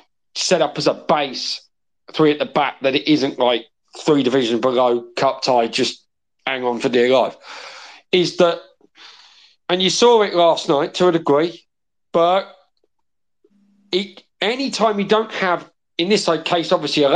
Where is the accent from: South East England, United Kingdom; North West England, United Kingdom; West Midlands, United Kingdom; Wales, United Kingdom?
Wales, United Kingdom; as a Welshman